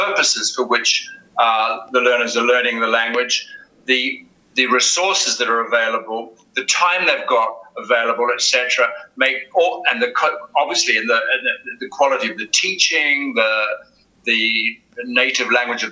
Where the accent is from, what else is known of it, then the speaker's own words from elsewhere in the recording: New Zealand; also born or lived in United Kingdom / Egypt; now in Spain; I'm from New Zealand originally